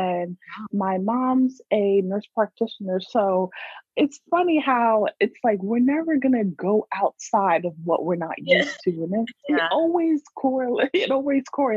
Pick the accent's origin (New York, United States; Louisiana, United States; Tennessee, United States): New York, United States; now in California, United States; I was born in New York too